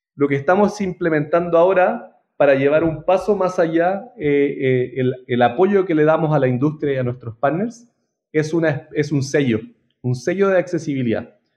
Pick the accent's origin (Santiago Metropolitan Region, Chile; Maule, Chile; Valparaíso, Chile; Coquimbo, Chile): Santiago Metropolitan Region, Chile; Santiago; Trabajé en un par en Chile, yo soy de Santiago